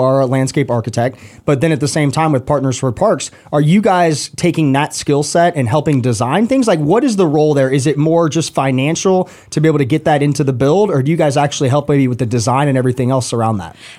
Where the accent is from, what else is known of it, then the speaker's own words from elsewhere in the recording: Roswell, Georgia, United States; I grew up in Roswell